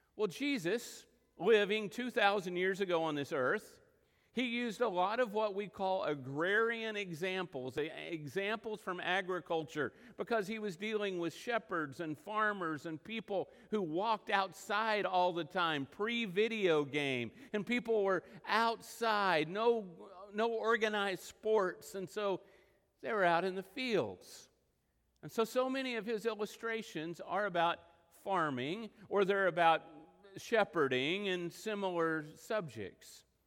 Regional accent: Texas Panhandle and western Oklahoma, United States; moved away; I grew up in the Texas panhandle and in western Oklahoma

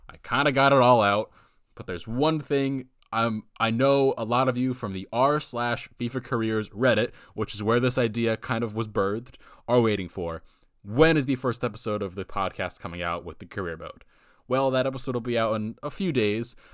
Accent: United States; I'm an American

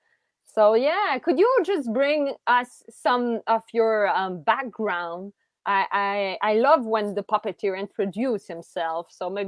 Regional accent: Montreal, Quebec, Canada; I was from Montreal

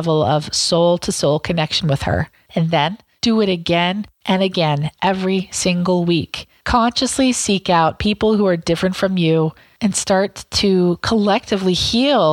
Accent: Southwest Iowa, United States; I grew up in Southwest Iowa, where it was 99% white, 99% Christian, 99% Republican.

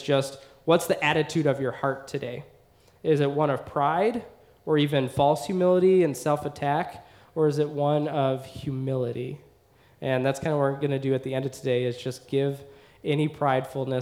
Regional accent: United States; as an American in America

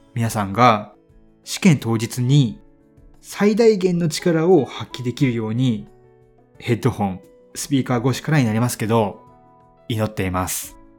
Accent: Hiroshima, Japan; 僕、広島出身で

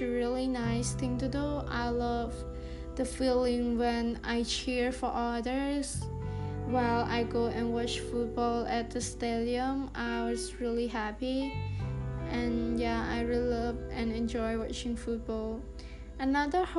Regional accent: Takhmao, Kandal, Cambodia; I'm a Cambodian, and I was born in Takma City, Kandahar Province.

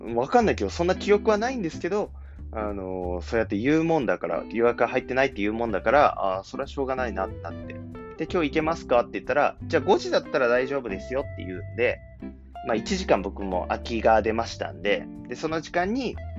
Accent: Kumamoto, Japan; moved away as an adult; now in Tokyo, Japan; 熊本出身なんですけども

